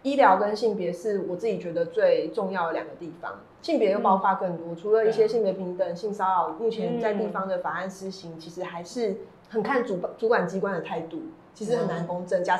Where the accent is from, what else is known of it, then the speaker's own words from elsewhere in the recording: Taiwan; 全台湾都是台派啦，怎么会不是台派啊？我们就是台湾人